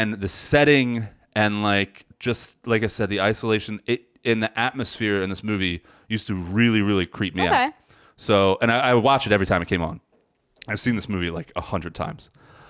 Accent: McGuire Air Force Base, New Jersey, United States; I grew up in McGuire Air Force Base, which is more, I know a lot of New Jerseyans don't believe in central New Jersey.

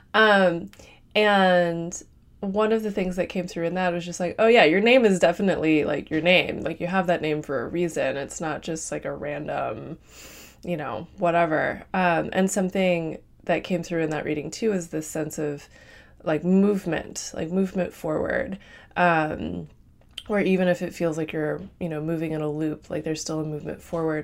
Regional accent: Midwest, United States; I'm from the Midwest

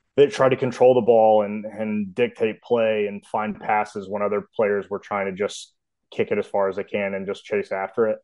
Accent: Memphis, Tennessee, United States; I am from Memphis, Tennessee. Um, I was lucky to grow up in a cove with a bunch of kids my age

